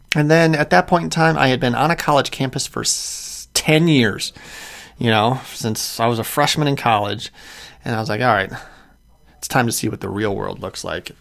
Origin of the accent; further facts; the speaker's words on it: Clarendon Hills, Illinois, United States; moved away as an adult; also born or lived in Chicago; I grew up in a town called Clarendon Hills, Illinois uh, which is southwest suburbs.